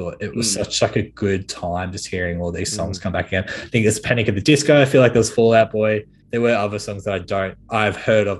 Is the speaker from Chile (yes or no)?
no; Nambucca Heads, New South Wales, Australia; when I grew up in Nambucca.